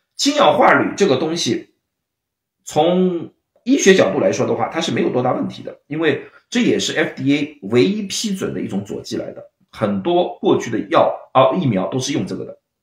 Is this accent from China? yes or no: yes; Shanghai, China; now in San Francisco, United States; 我是上海人，就是浦西浦东嘛